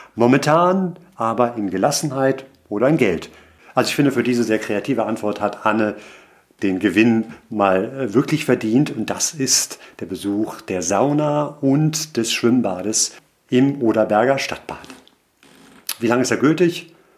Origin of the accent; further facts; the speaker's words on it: Hamburg, Germany; meine Heimatstadt Hamburg